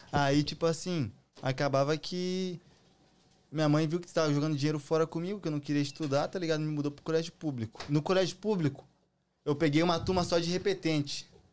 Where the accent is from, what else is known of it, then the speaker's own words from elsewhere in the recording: Erval Velho, Santa Catarina, Brazil; now in United States; E eu sou, sou de Santa Catarina. Erval Velho, nome da cidade